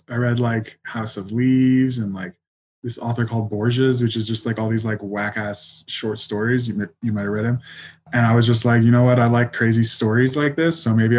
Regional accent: Colorado, United States; also born or lived in England; I was born in England, but we moved a lot when I was a kid. So probably I really grew up in Colorado. I was there since third grade.

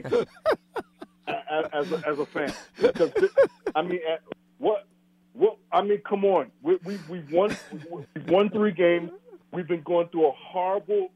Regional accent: New York City, New York, United States; moved away as an adult; also born or lived in Brooklyn, New York; now in Wisconsin, United States; I live here in Wisconsin, okay? I lived here for 22 years, but I was born in Brooklyn and raised in Queens.

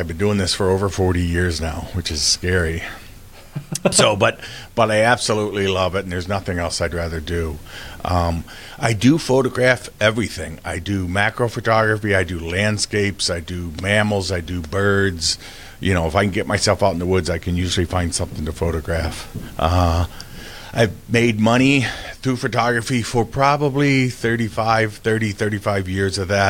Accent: Kalamazoo, Michigan, United States; now in Howell, United States; I'm from Michigan. I've been here most of my life. My family brought me here when I was a toddler. I grew up on the west side of Michigan in Kalamazoo

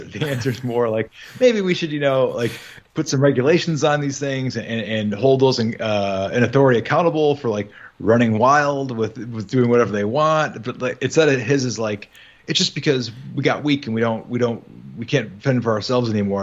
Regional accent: Midwest, United States; I'm from the Midwest

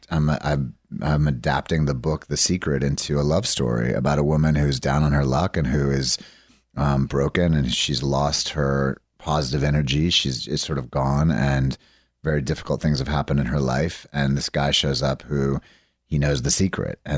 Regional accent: Fayetteville, Arkansas, United States; born there; Fayetteville. I was born in Fayetteville.

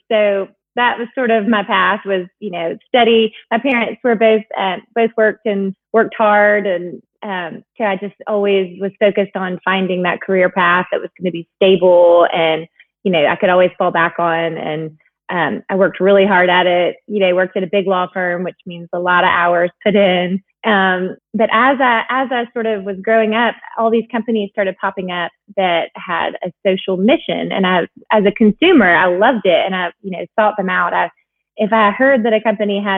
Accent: Huntsville, Alabama, United States; moved away as an adult; also born or lived in North Carolina; now in Atlanta, United States; I grew up in Alabama, in Huntsville, where Space and Rocket Center is

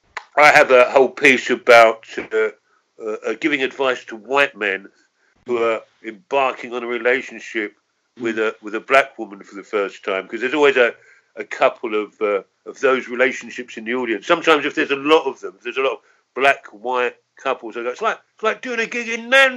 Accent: England, United Kingdom; And I'm English, but I'm working class English

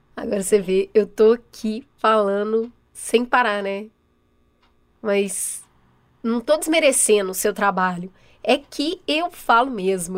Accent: São Paulo, Brazil; eu sou nascida e criada aqui mesmo em São Paulo, na, na capital

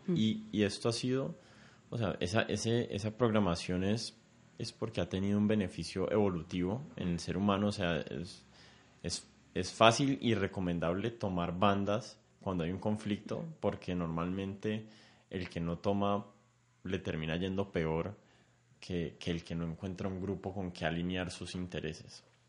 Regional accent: Colombia; somos colombianos

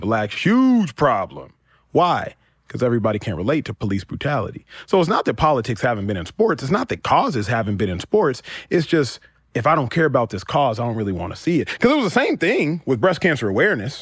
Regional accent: Dallas, Texas, United States; I grew up in Texas, but my parents grew up in Nigeria

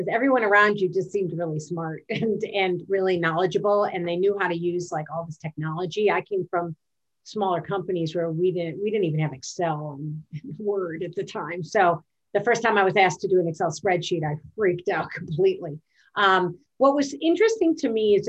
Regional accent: Midwest, United States; moved away as an adult; also born or lived in Washington, D.C.; I was originally from the Midwest

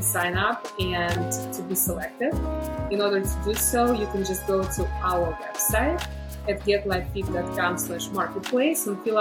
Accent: Belarus; moved away as an adult; also born or lived in Chicago, United States; now in United States; I was born in Belarus, which is also known as the last dictatorship in Europe.

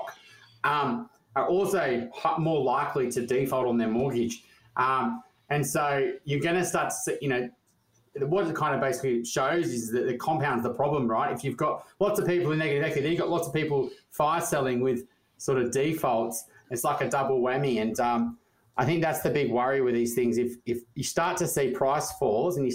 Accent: Newcastle, New South Wales, Australia; growing up in Newcastle, not far from New Kent

